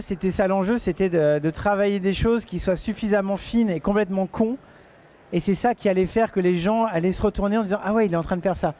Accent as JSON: {"language": "French", "town": "Château-Thierry", "region": "Hauts-de-France", "country": "France", "tie": "born or raised there", "said": "je viens de Château-Thierry, je vis dans un petit village et j'ai grandi là-dedans."}